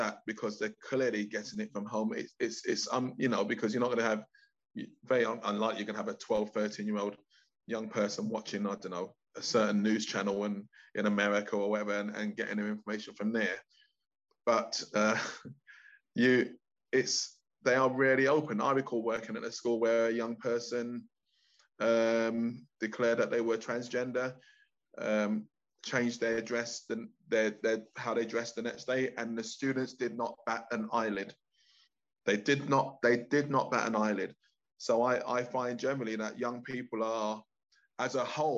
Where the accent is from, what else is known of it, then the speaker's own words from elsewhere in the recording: London, United Kingdom; I grew up in East London